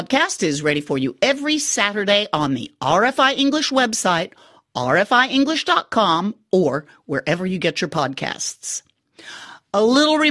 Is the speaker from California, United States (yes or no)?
no; Austin, Texas, United States; my hometown, Austin, Texas